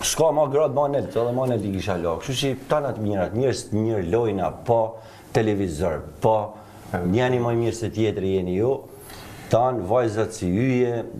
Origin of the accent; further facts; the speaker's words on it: Shkodër, Shkodër County, Albania; jam shkodran